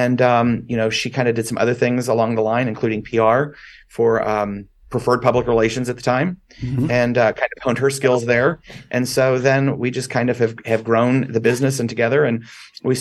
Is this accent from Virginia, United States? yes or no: no; Dallas, Texas, United States; moved away as an adult; now in Las Vegas, United States; I grew up in Dallas